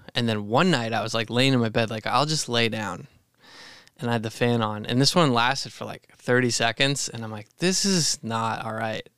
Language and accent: English; Maine, United States; growing up in Maine, we'd run through the woods, tall grass